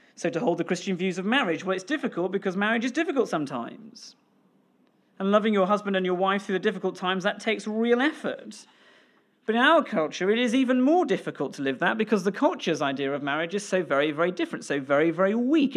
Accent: Pembrokeshire, Wales, United Kingdom; now in Scotland; I grew up in Wales, in Pembrokeshire

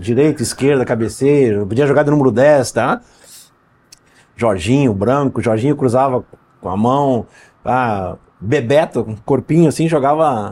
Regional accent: Brazil; nós somos brasileiros também

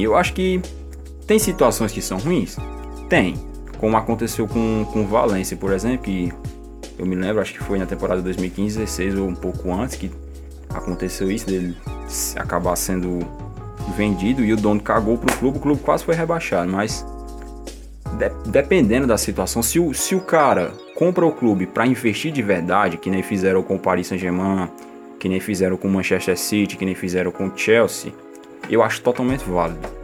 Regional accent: Patos, Paraíba, Brazil; accent: nordestino; sotaque nordestino, não, que eu sou eu sou de Patos, na Paraíba

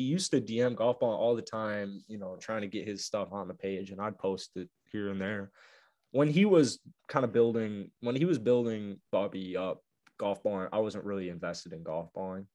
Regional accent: Arlington Heights, Illinois, United States; moved away as an adult; also born or lived in Chicago, Illinois; now in Florida, United States; I'm from the suburb of Chicago, Arlington Heights

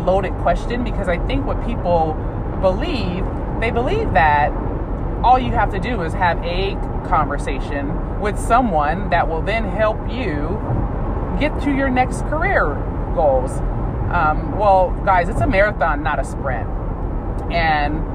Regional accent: San Bernardino, California, United States; I grew up in San Bernardino, California.

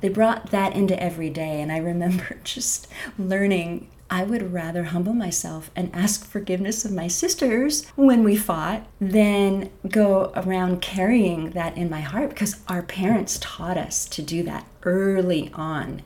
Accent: Bellingham, Washington, United States; I grew up in Bellingham, Washington

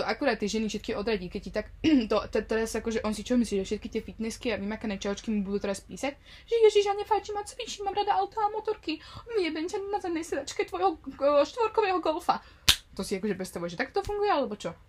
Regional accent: Slovakia; now in Netherlands; odkiaľ som, ešte z Nového mesta

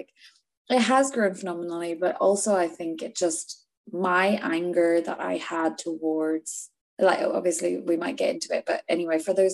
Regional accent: Northern Ireland, United Kingdom; also born or lived in Edinburgh; now in London, United Kingdom; I am from Northern Ireland. I grew up there. I was born there.

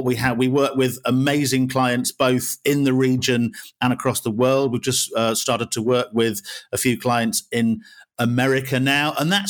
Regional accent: Wales, United Kingdom; born there; also born or lived in Yorkshire and the Humber / North West England; now in West Midlands, United Kingdom; So I'm not from around here. I was born in Wales originally, and then lived a lot of my life in Yorkshire, was a student in the Northwest. So I arrived in the West Midlands in 2000

